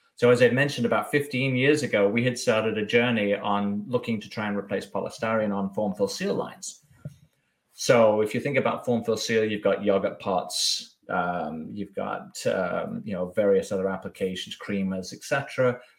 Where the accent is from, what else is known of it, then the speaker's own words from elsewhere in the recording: Bath, South West England, United Kingdom; moved away as an adult; also born or lived in Germany / France / Brussels; now in United States; I was born born and raised in Bath on the southwest, and then moved around. Was living in Germany for a year or two, and then France and uh, Brussels before okay. coming to the States.